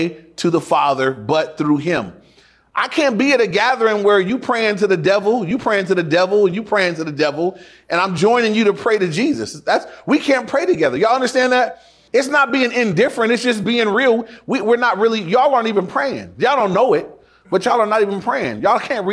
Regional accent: Inglewood, California, United States; When I went to my dad's house for the weekend, that was in Inglewood too

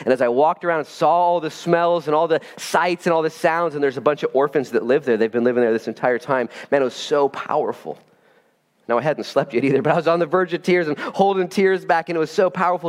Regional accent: Oregon, United States; we're from Oregon

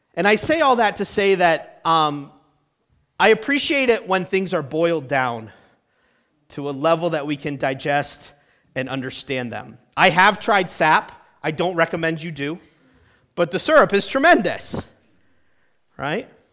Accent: New Hampshire, United States; moved away; I'm from New Hampshire. That's where I spent my whole childhood

